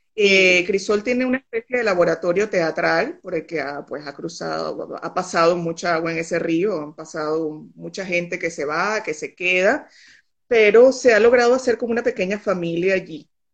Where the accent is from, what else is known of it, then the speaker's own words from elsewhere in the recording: Venezuela; moved away as an adult; also born or lived in Barcelona, Spain; now in Tenerife, Spain; Yo tengo cuatro años eh, que me fui de Venezuela